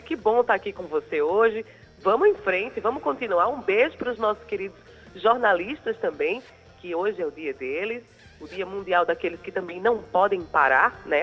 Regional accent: João Pessoa, Paraíba, Brazil; eu também sou de João Pessoa, sobrinha de Liz

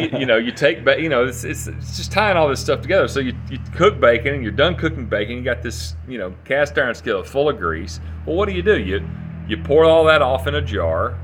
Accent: Athens, Tennessee, United States; I grew up, uh, in Athens, Tennessee.

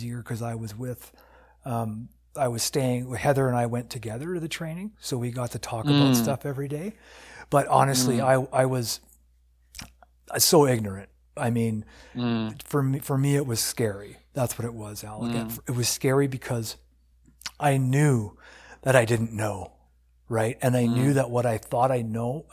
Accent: United States; now in Canada; when I grew up in the States, because I'm from the States

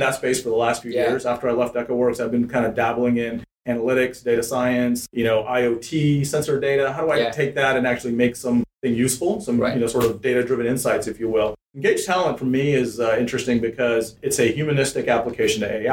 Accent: Atlanta, Georgia, United States; English is a second language; also born or lived in India; I grew up in Atlanta

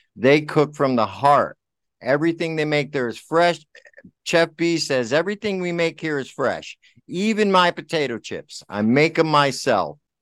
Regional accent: Milford, Connecticut, United States; I'm from Milford

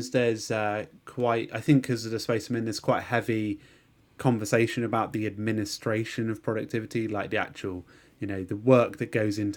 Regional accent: London, United Kingdom; born there; I was I was born in London, but we moved to a really nice rural part.

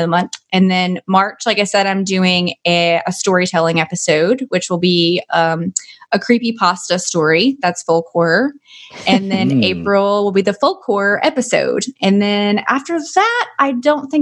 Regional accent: Arkansas, United States; I am from Arkansas. I pronounce it the way my high school teacher pronounced it

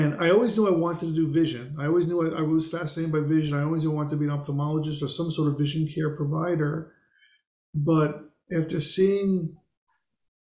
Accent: New York City, New York, United States; moved away as an adult; also born or lived in Lancaster, Pennsylvania / Baltimore, Maryland; I grew up in Queens, New York

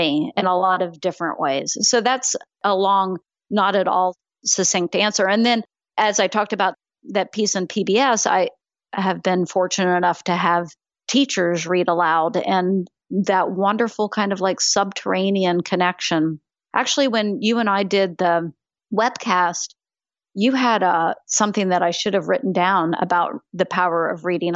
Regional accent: Florida, United States; I grew up in Florida.

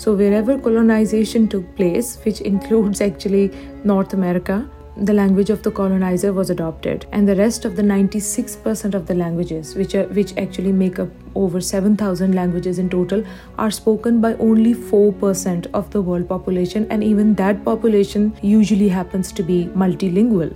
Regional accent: Pakistan; moved away as an adult; now in Canada; I'm currently an international student at Durham College. I'm originally from Pakistan

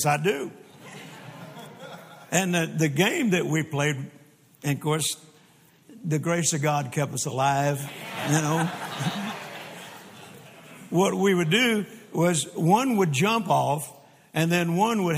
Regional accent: Louisiana, United States; also born or lived in Mississippi; now in Texas, United States; I was born in Mississippi and grew up in Louisiana and then got to Texas just as fast as I could.

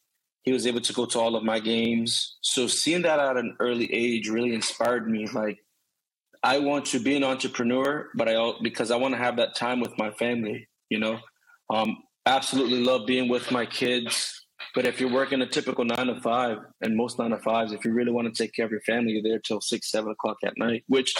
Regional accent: Boston, Massachusetts, United States; now in Florida, United States; We're from North Boston and there wasn't a lot of opportunity. So when we moved down to Florida, my father had to try to, you know, take care of the bills.

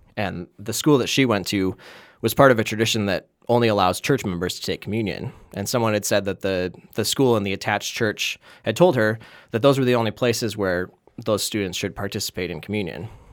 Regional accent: Wisconsin, United States; accent: Wisconsin; now in Minnesota, United States

